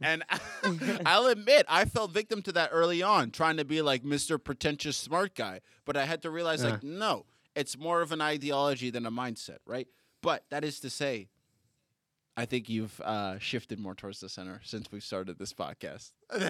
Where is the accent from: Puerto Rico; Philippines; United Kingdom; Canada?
Canada; Toronto, Ontario; also born or lived in Boston / Abu Dhabi; I'm from Toronto and Boston. And then Abu Dhabi, which isn't anything.